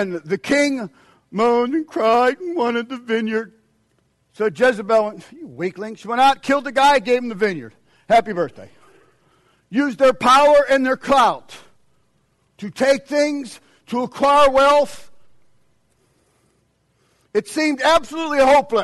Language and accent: English; United States; as an American